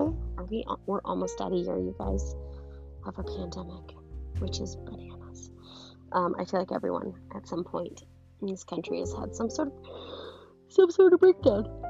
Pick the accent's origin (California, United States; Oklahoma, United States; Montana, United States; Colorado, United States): Montana, United States; moved away; I'm from Montana originally